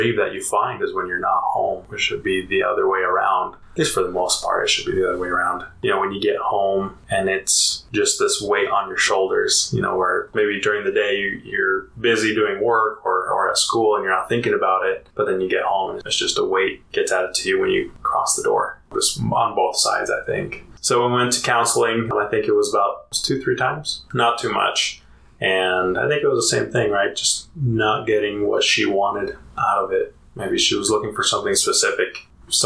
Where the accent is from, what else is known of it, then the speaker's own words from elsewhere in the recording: Utah, United States; also born or lived in Colorado; I grew up mostly here in Utah and a little bit in Colorado.